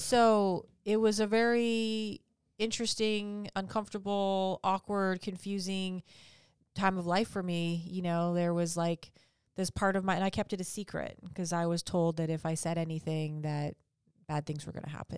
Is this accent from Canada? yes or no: yes; Vancouver, British Columbia, Canada; now in Huntington Beach, United States; I'm from Orange County. Well, I'm not from Orange County. I'm originally from Canada